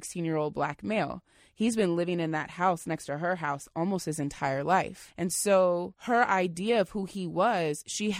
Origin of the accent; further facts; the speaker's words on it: Indiana, United States; now in Seattle, United States; I'm from Indiana, so when I first moved here, it was definitely a different world for me.